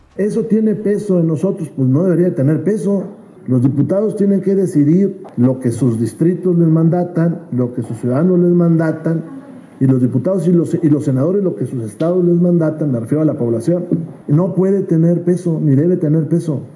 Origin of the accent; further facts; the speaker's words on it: Mexico; como mexicanas y como mexicanos